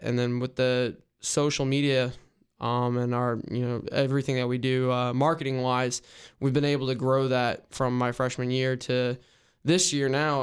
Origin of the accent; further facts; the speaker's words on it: Raleigh, North Carolina, United States; also born or lived in Richmond, Virginia; growing up in Raleigh, I was a big N C State fan